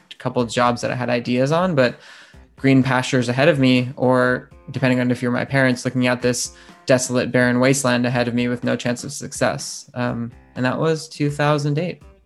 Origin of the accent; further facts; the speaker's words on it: Ohio, United States; also born or lived in California; now in London, United Kingdom; we grew up in Ohio